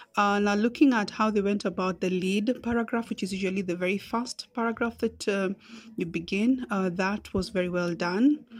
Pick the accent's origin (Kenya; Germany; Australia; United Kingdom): Kenya; also born or lived in Nairobi; I am a Kenyan poet, writer, storyteller, and communications consultant based in Nairobi